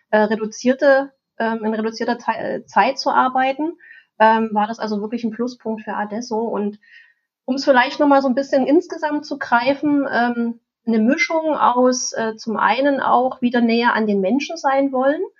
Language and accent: German; East Germany, Germany; ich bin in der DDR aufgewachsen und da gab es den Kleinkomputer